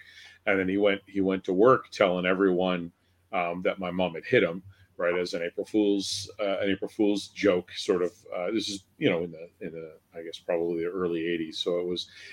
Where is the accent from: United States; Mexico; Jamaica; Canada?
Canada; Newmarket, Ontario; growing up in Newmarket myself